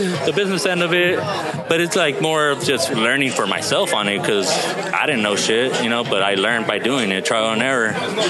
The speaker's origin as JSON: {"language": "English", "town": "Torrance", "region": "California", "country": "United States", "tie": "born or raised there", "also_born_or_lived": "San Pedro / Wilmington", "said": "In the Harbor area."}